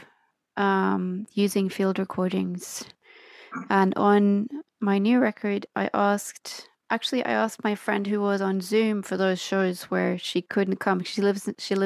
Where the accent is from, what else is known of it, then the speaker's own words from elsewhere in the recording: Oslo, Norway; accent: strange hybrid, all sorts of influenced English accent; first language Norwegian; English is a second language; also born or lived in Australia; I'm from Oslo, where I'm right now.